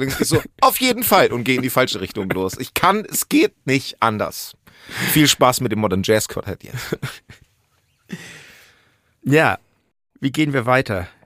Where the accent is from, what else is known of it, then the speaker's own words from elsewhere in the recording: Hemmoor, Lower Saxony, Germany; ich komme aus Hemoa, das ist in der Nähe von Cuxhaven.